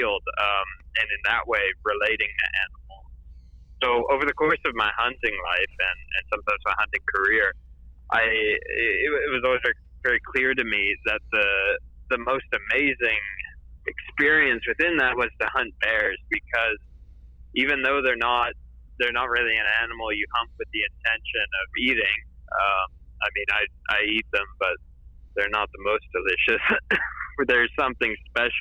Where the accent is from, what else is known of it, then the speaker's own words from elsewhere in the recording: Tennessee, United States; I grew up in the United States, in Tennessee